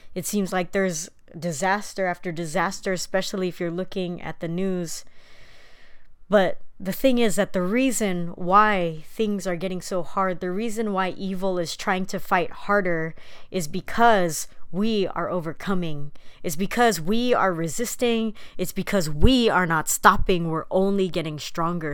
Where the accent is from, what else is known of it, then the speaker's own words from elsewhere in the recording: San Diego, California, United States; My parents immigrated from the Philippines in nineteen seventy-two. with my oldest brother, and they ended up in San Diego